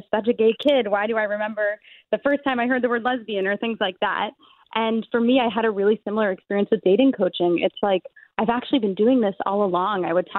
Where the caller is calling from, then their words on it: New York City, New York, United States; I'm calling from New York City.